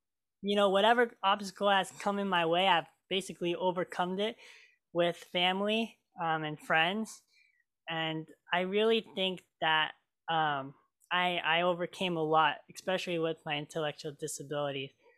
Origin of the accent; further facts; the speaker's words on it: Oregon, United States; also born or lived in Marshall Islands; I was born in the Marshall Islands, and I was adopted from my incredible parents, Kathy and Steve Hens. And I lived here in Oregon ever since.